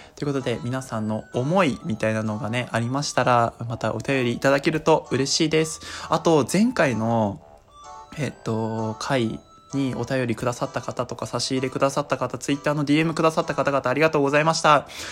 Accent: Tohoku, Japan; born or raised there

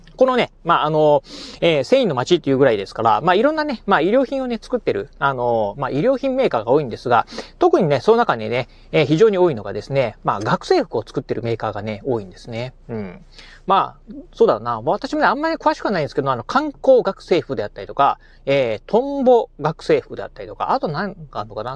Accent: Kochi, Japan; now in Okayama, Japan; 出身がですね、まあ、えー、高知県でございました。高知県の高知市、高知市でですね、生まれ育った

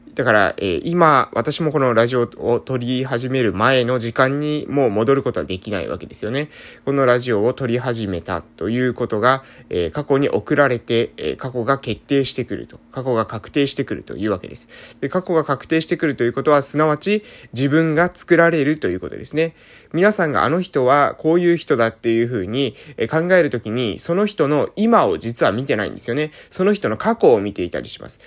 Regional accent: Japan; 今出身の、えー、村に住んでます

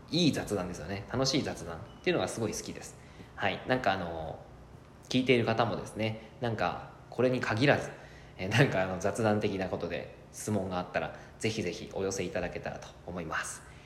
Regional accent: Yamagata, Japan; now in Fukuoka, Japan; 僕の出身が山形で山形県山形市

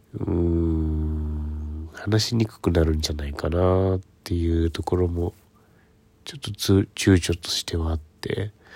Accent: Ishikawa, Japan; now in Tokyo, Japan; 私はあの石川県の中でも能登からかなり遠いところの方の出身

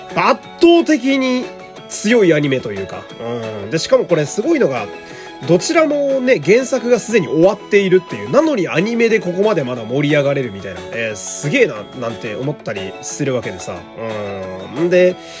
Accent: Fukui, Japan; moved away as an adult; now in Tokyo, Japan; 福井私の地元、えー、福井ってね

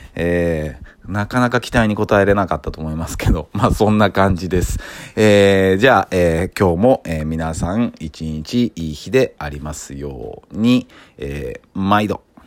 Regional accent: Kyoto, Japan; accent: Kansai dialect; first language Kansai dialect; now in Tokyo, Japan; 僕は、えー、京都出身なんですけども、えー、普段まあ一番長く住んでるのは東京で

